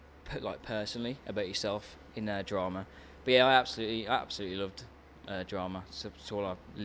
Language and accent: English; Wolverhampton, West Midlands, United Kingdom; accent: yam yam; Black Country, yeah. Wolverhampton, yam yam